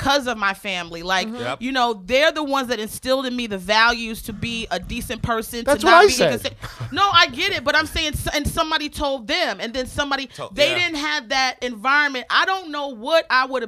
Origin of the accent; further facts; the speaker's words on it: Aberdeen, Maryland, United States; also born or lived in Baltimore, Maryland; Aberdeen, where I grew up. I was born in Baltimore